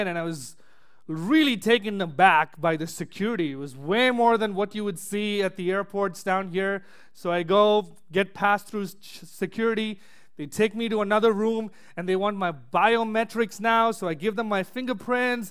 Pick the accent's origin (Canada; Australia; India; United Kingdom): India; Chennai, Tamil Nadu; moved away as an adult; now in United States; back in my hometown in Chennai, India